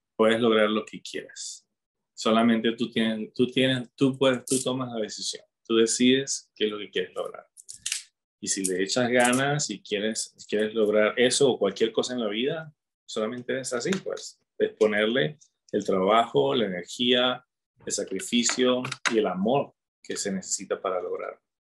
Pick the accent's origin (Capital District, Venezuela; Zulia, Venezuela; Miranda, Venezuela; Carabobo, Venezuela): Capital District, Venezuela; Caracas; moved away as an adult; also born or lived in Utah, United States / Provo, Utah, United States; now in Colorado, United States; Soy de Venezuela, de Caracas